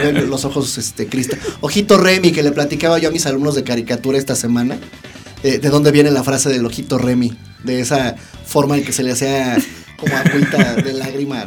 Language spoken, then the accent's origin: Spanish; Mexico City, Mexico; somos diseñadores gráficos de la Ciudad de México